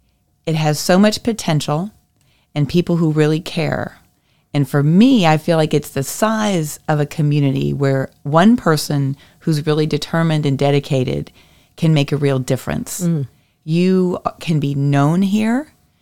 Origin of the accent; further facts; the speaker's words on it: St. Louis, Missouri, United States; also born or lived in Washington, D.C.; And I'm from the Midwest, born in St. Louis, and then ended up down in D.C.